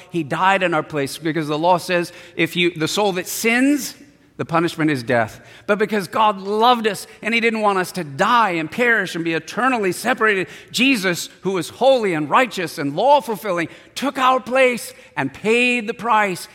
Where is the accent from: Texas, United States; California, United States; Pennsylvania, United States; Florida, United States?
California, United States; San Diego; I was born in San Diego, raised in San Diego.